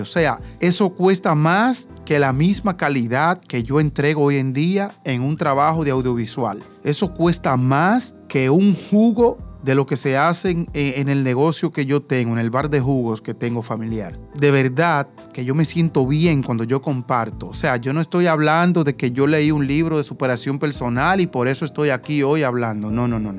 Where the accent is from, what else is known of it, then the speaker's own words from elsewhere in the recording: Higüey, La Altagracia, Dominican Republic; me voy a quedar en mi pueblo